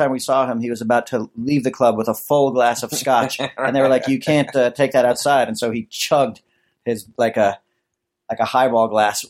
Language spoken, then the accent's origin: English; United States; I'm from America.